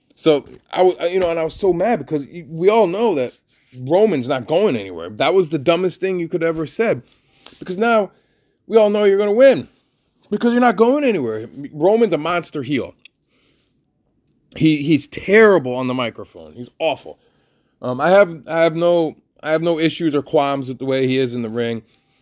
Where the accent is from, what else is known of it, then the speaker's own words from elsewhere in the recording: Connecticut, United States; I told you … I'm from Connecticut.